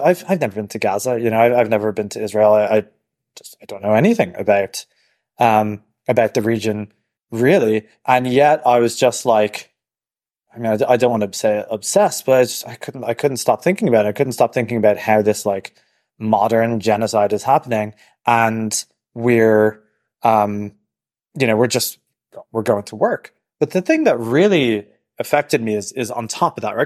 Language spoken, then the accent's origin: English; Dublin, Leinster, Ireland; moved away as an adult; also born or lived in Silicon Valley; now in New York, United States; I'm from Dublin